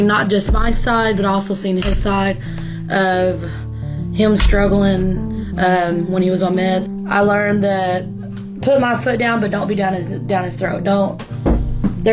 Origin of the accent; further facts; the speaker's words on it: Wichita Falls, Texas, United States; I'm from Wichita Falls, Texas. I'm 31.